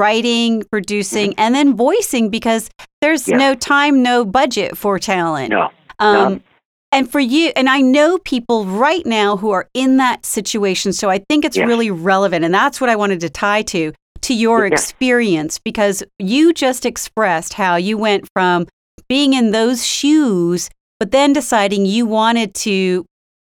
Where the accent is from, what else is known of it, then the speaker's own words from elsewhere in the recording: Pennsylvania, United States; moved away; I lived about 8 years as I was growing up in Pennsylvania.